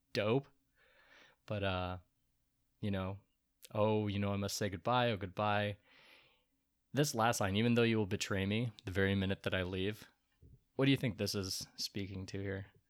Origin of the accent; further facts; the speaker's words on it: Portland, United States; We're from Portland